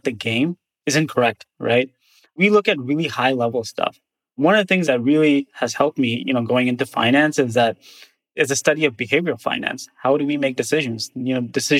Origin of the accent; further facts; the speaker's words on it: United States; I grew up in the States, but I'm a Pakistani heritage